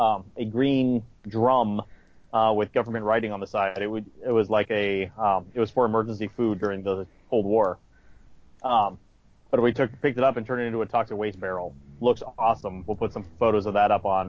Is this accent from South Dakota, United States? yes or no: no; Colorado, United States; we're from Colorado, grew up in Colorado